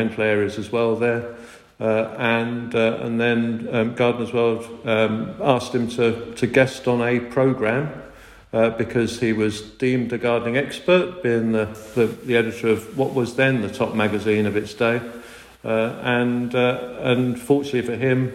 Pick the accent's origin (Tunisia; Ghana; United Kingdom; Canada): United Kingdom; Hertfordshire, East of England; moved away; also born or lived in Midlands; we moved to the Midlands from Hertfordshire, where I was born and brought up originally